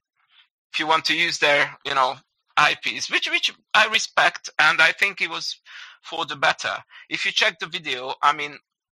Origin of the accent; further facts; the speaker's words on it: Budapest, Hungary; we're from Hungary, we're from Budapest